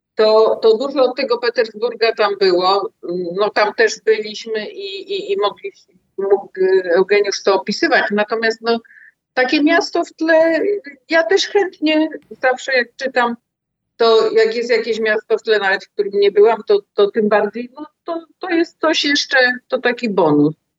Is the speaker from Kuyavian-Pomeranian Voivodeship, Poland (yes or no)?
no; Wrocław, Lower Silesian Voivodeship, Poland; Ja się urodziłam we Wrocławiu